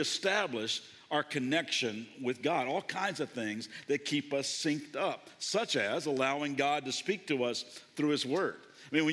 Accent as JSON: {"language": "English", "region": "Kentucky", "country": "United States", "tie": "born or raised there", "said": "I grew up in Kentucky"}